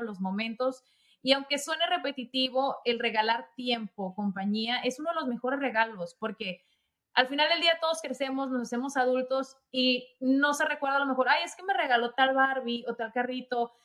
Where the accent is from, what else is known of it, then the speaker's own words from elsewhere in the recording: Sonora, Mexico; now in United States; yo soy de México, soy de Sonora. Y ya llevo muchos años pasando Navidad acá en los Estados Unidos